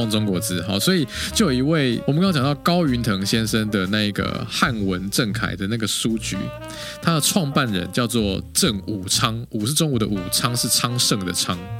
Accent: Taiwan; 我们台湾人

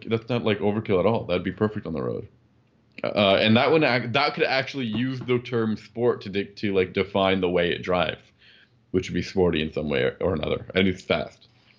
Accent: Canada; We are both from Canada. We have a great sense of humor.

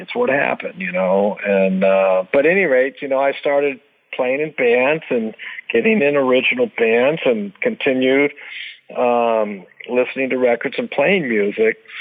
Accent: Dublin, California, United States; also born or lived in Lodi, California; I was born in Lodi and I lived in Dublin, California, which was probably an hour from Lodi, which is the Bay Area and Northern California

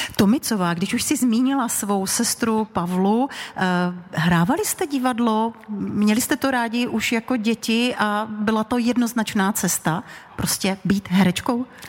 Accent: Karviná District, Moravian-Silesian Region, Czechia; všechny tři jsme z Moravskosleského kraje. Nás dvě spojuje okres Karviná

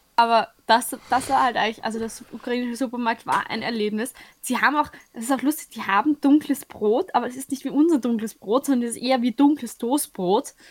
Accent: Austria; dass ich halt Österreicher bin

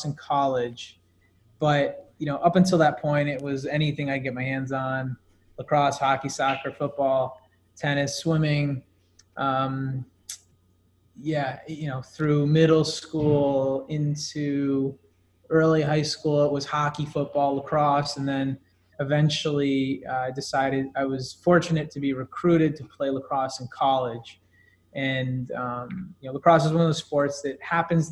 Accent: Summit, New Jersey, United States; moved away as an adult; now in New York City, United States; I'm from Summit, New Jersey, suburb off of New York City, now living in New York City

